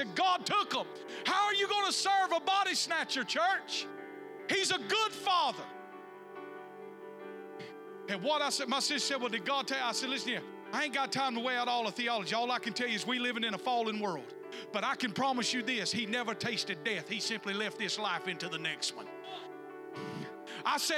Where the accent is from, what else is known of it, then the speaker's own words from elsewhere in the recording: the South, United States; growing up in the South